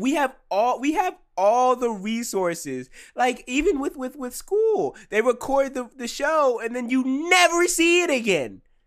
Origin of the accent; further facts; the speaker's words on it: United States; I am an American citizen